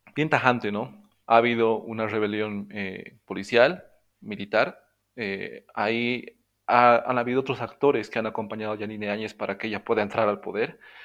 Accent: Bolivia; also born or lived in La Paz; soy boliviano, estoy radicando en La Paz, en el departamento de La Paz

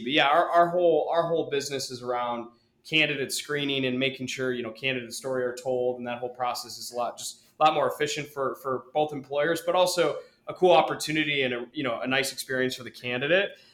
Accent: Ann Arbor, Michigan, United States; I grew up in Ann Arbor

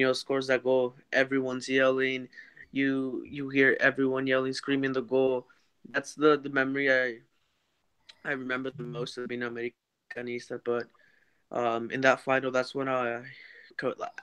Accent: Carlsbad, California, United States; not exactly from San Diego, but I'm from Carlsbad. That's where I live

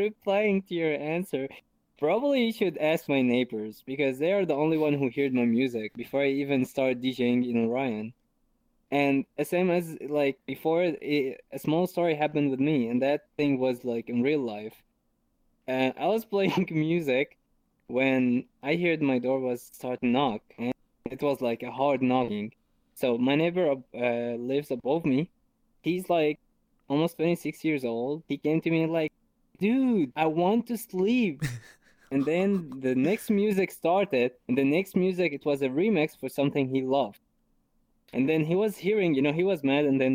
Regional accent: Syria; English is a second language; now in Germany; I'm originally from Syria. For who don't know Syria, it's a country in the Middle East. And I'm living here in Germany for like 7 years.

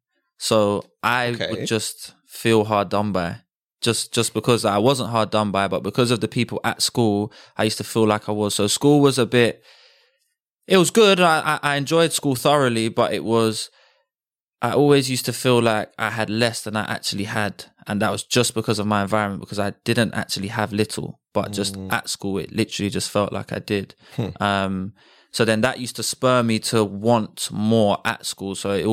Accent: Bromley, London, United Kingdom; I grew up in Bromley, and I went to school in Bromley as well.

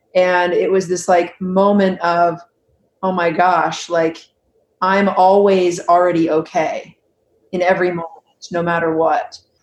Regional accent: Huntington Beach, California, United States; I grew up in Huntington Beach. Mm-hmm. California

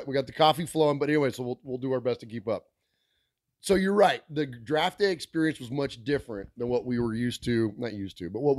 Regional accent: California, United States; also born or lived in Middle Tennessee; now in Tennessee, United States; we're from California, but we brought a Raider fandom to Middle Tennessee.

